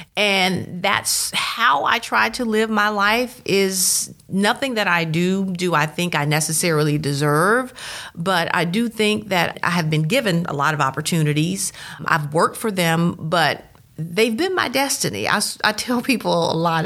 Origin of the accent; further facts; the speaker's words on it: Starkville, Mississippi, United States; I was born in Starkville, went through the Starkville School District